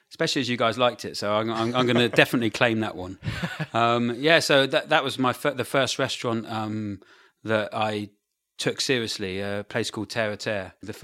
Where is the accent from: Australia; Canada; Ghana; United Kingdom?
United Kingdom; Brighton, South East England